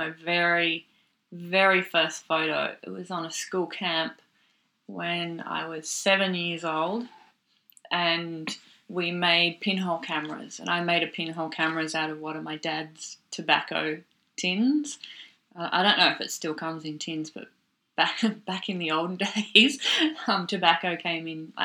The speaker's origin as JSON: {"language": "English", "town": "Seymour", "region": "Victoria", "country": "Australia", "tie": "born or raised there", "also_born_or_lived": "Melbourne", "moved": "as an adult", "said": "I was born in Melbourne. I grew up in a country town in Victoria called Seymour, and I was there till I think I finished high school"}